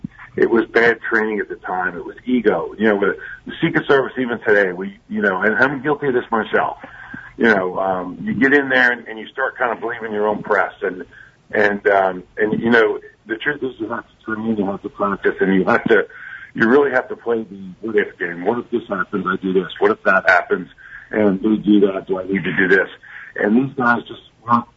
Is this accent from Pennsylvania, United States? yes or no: yes; Ridley Park, Pennsylvania, United States; I'm a kid from Ridley Park, Pennsylvania, you know, right outside of Philadelphia